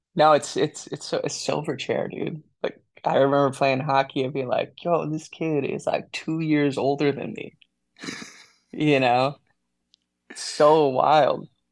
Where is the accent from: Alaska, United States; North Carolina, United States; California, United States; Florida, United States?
Alaska, United States; Wasilla; I grew up in Wasilla, Alaska.